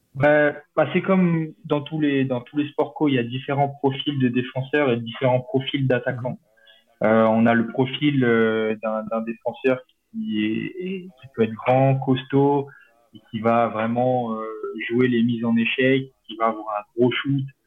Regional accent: Chamonix, Auvergne-Rhône-Alpes, France; moved away; je suis originaire de Chamonix-Mont-Blanc

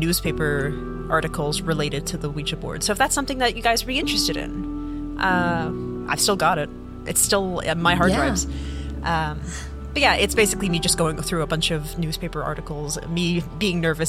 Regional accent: England, United Kingdom; moved away; I'm originally from England

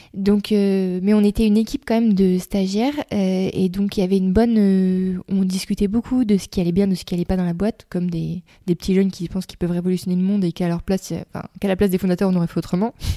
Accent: Reims, Grand Est, France; moved away as an adult; also born or lived in Australia; j'ai grandi dans l'Est de la France, à Reims

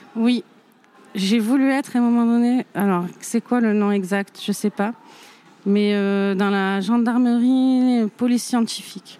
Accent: Saint-Rémy-de-Provence, Provence-Alpes-Côte d'Azur, France; moved away; also born or lived in Arles / Nîmes / Alès; J'ai grandi avec ma mère, euh, euh, donc une famille, ma mère qui était toute seule. dans un petit village Saint-Rémy de Provence

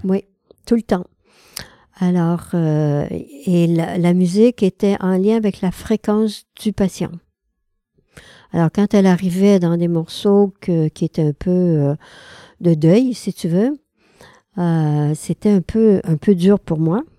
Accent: Quebec, Canada; Je suis québécoise

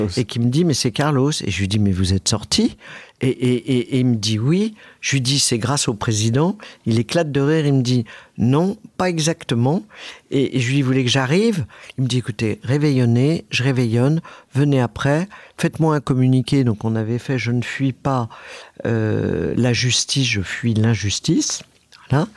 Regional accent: France; Je suis né euh, en France

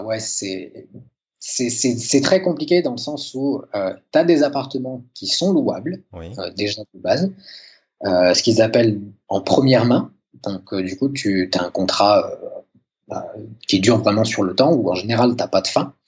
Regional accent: France; moved away as an adult; now in Sweden; je suis infirmier, je viens de France

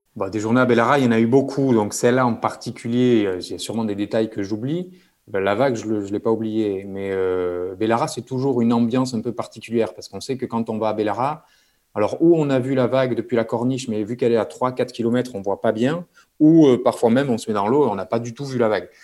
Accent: Bayonne, Nouvelle-Aquitaine, France; moved away as an adult; also born or lived in Toulouse; grandi près de la mer, donc au Pays Basque, à je pense 5 minutes de la plage

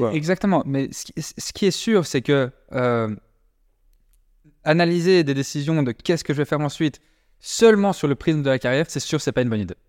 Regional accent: Brussels, Brussels-Capital Region, Belgium; on n'est pas français, on est de Bruxelles à la base, on est belge

